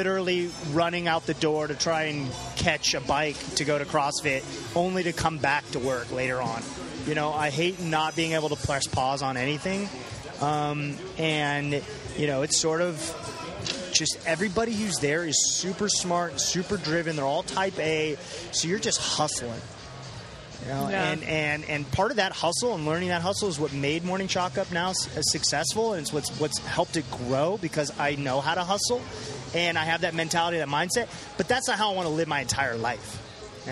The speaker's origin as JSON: {"language": "English", "town": "Temecula", "region": "California", "country": "United States", "tie": "born or raised there", "also_born_or_lived": "Washington, D.C.", "moved": "yes", "said": "I grew up in Temecula, California, which is in Southern California."}